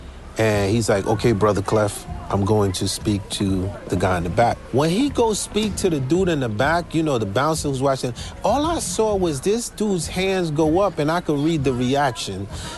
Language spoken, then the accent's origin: English; Haiti; It must be because I come from Haiti.